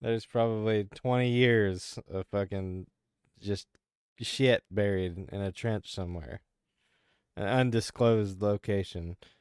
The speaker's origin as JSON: {"language": "English", "region": "Kansas", "country": "United States", "tie": "born or raised there", "moved": "yes", "lives_now": "Arkansas, United States", "said": "I grew up in Kansas, you know, and, and tornadoes were a reality for us"}